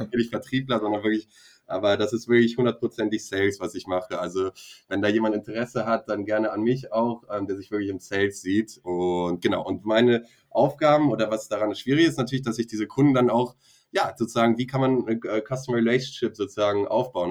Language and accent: German; Bremen, Germany; moved away as an adult; also born or lived in Costa Rica / Mexico; meine Jugend oder meine Kindheit hier in Bremen, ähm, ja, Bremen, Deutschland ähm, gemacht habe, Abitur und alles